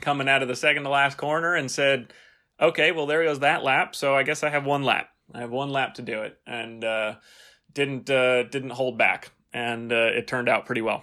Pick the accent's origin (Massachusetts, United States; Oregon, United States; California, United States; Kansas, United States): California, United States; San Francisco; I grew up in California near San Francisco